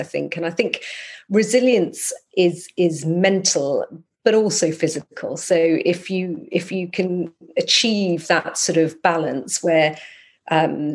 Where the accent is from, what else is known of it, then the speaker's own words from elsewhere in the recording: Scotland, United Kingdom; moved away; When I lived in Scotland, I'm from Scotland